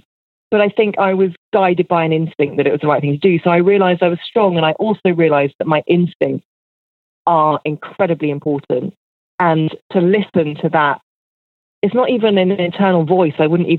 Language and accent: English; United Kingdom; And because I'm a British person, I'm obsessed with the sunshine.